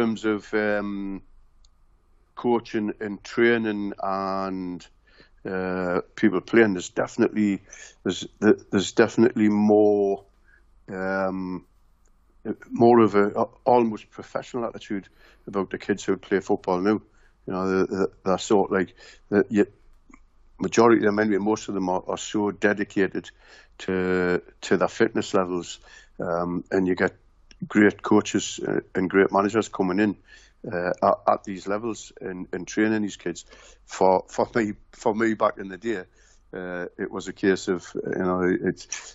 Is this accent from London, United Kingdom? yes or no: no; Newcastle upon Tyne, North East England, United Kingdom; From the Benwell area where I was born and brought up